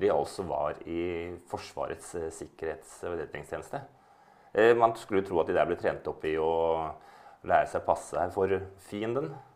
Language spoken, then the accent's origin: Norwegian; Norway; moved away as an adult; now in Moscow, Russia; jeg er norsk, at jeg er en nordmann